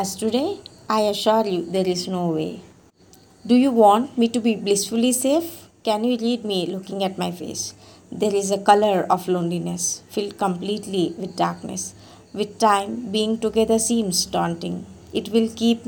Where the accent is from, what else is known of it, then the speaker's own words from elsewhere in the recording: Karnataka, India; from Karnataka